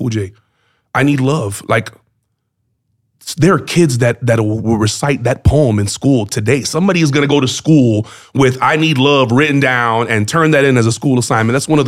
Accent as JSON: {"language": "English", "town": "Miami", "region": "Florida", "country": "United States", "tie": "born or raised there", "said": "my roots are in Miami."}